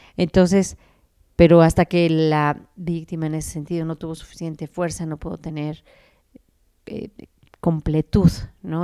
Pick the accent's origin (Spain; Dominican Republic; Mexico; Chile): Mexico; nosotros como mexicanos